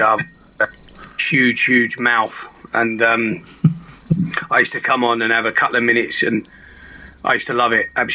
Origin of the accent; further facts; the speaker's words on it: Hitchin, East of England, United Kingdom; I was born in Hitchin